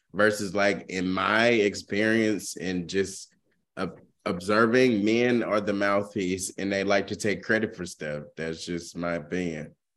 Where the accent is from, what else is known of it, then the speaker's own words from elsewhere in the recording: the South, United States; a person growing up in the South